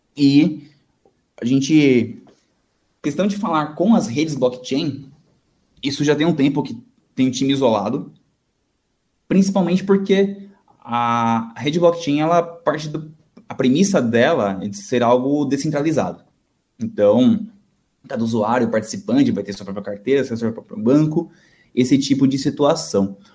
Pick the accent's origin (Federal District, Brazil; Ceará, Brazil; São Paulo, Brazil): São Paulo, Brazil; nascido e crescido aqui em São Paulo mesmo